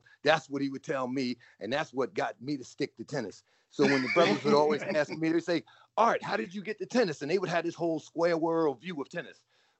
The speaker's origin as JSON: {"language": "English", "country": "United States", "tie": "born or raised there", "said": "So when I grew up in tennis in the New York area, New Jersey, New York"}